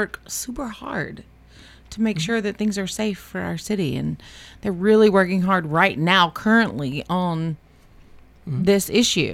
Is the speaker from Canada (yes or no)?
no; Mississippi, United States; now in Murfreesboro, United States; I'm from Mississippi